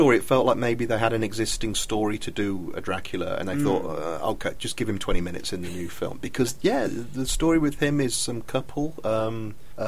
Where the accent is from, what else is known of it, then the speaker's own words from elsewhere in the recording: United Kingdom; when I was growing up in Britain